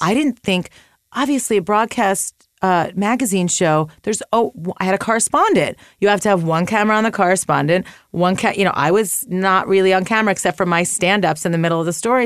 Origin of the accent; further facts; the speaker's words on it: United States; moved away as an adult; also born or lived in upstate New York / Chicago; now in Los Angeles, United States; I grew up twenty minutes outside Manhattan